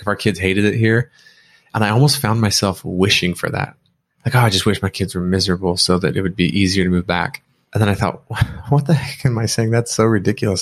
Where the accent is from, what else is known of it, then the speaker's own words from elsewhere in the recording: Pima, Arizona, United States; moved away as an adult; also born or lived in Gilbert, Arizona; now in Hawaii, United States; we're moving back to actually my hometown, Pima, Arizona, where I was born and raised.